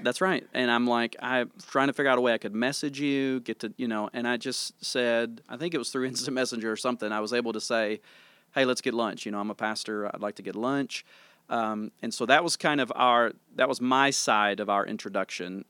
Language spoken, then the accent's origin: English; Tennessee, United States; moved away as an adult; now in Sikeston, United States; I was born and raised in Tennessee